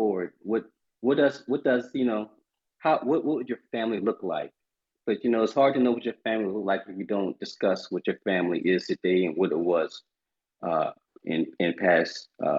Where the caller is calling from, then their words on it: Charleston, South Carolina, United States; Oh, man, I am in Charleston, South Carolina today, as usual.